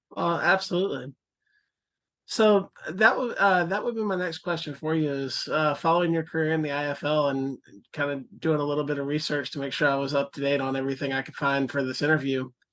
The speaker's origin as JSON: {"language": "English", "region": "Florida", "country": "United States", "said": "I'm from Florida too"}